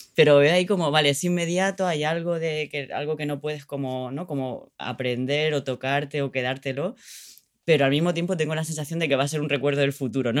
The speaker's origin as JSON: {"language": "Spanish", "town": "Orihuela", "region": "Valencian Community", "country": "Spain", "tie": "born or raised there", "moved": "as an adult", "said": "mi pueblo, que es un pueblo donde nací, donde crecí en, el sur de España, que se llama Orihuela"}